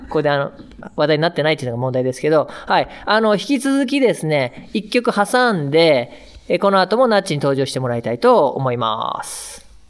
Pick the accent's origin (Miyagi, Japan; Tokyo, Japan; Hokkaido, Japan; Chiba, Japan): Hokkaido, Japan; Sapporo; 札幌出身なんですけど